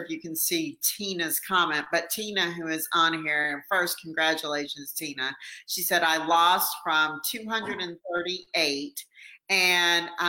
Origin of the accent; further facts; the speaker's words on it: Winston-Salem, North Carolina, United States; I am born and bred in Salem, North Carolina